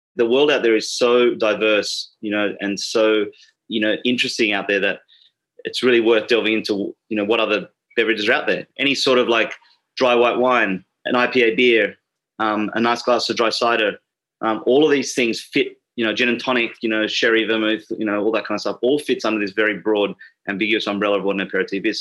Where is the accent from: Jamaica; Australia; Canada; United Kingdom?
Australia; Sydney, New South Wales; moved away; I, was born and raised in Sydney